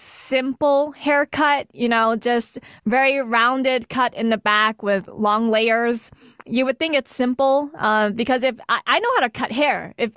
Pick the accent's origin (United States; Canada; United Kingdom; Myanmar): United States; New York City, New York; moved away as an adult; also born or lived in Texas; now in Chelsea, United States; I'm actually from Brooklyn, New York, born and raised New York.